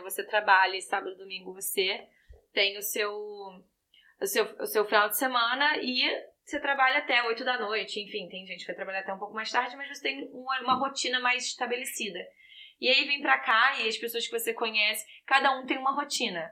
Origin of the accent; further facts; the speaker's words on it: Rio de Janeiro, Brazil; now in Vancouver, Canada; que sou do Rio